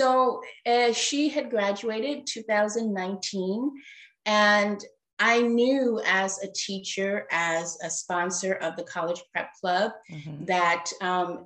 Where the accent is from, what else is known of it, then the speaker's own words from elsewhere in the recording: Chicago, Illinois, United States; moved away; also born or lived in remote island; I was born and raised in Chicago, Illinois.